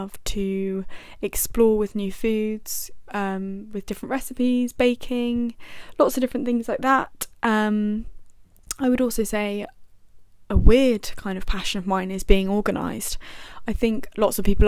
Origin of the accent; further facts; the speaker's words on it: Buckinghamshire, South East England, United Kingdom; I am 21 years old and I'm from Buckinghamshire.